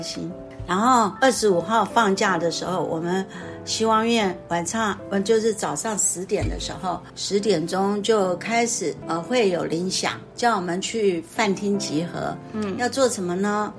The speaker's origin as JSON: {"language": "Chinese", "country": "Taiwan", "said": "就像我们台湾人啊"}